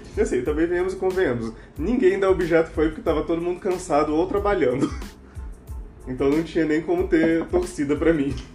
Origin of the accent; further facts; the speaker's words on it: Anápolis, Goiás, Brazil; now in Brasília, Brazil; É, eu tô aqui em Brasília, mas eu não sou originalmente de Brasília. Eu sou de Anápolis, Goiás